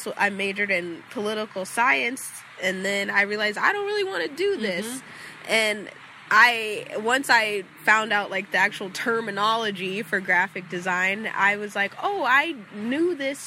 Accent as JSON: {"language": "English", "town": "Hawthorne", "region": "California", "country": "United States", "tie": "born or raised there", "moved": "yes", "said": "I lived in Hawthorne. I'm not from Beverly Hills"}